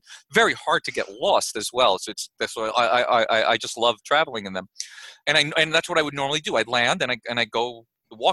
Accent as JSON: {"language": "English", "region": "New York", "country": "United States", "tie": "born or raised there", "moved": "yes", "lives_now": "Austin, United States", "said": "I grew up in New York"}